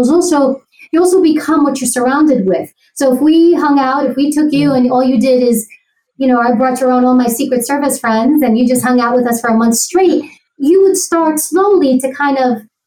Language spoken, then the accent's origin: English; New York City, New York, United States; I grew up in Queens. I grew up in New York.